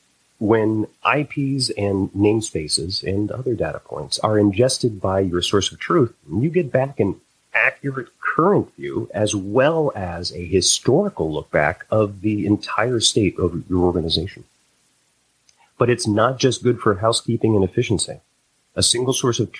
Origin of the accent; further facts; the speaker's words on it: Connecticut, United States; now in Boston, United States; born and raised in Connecticut, lived in New England all my life